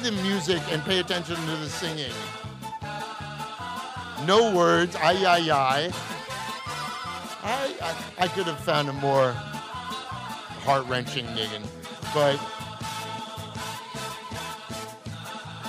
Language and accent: English; New York, United States; growing up in New York, I never grew up there either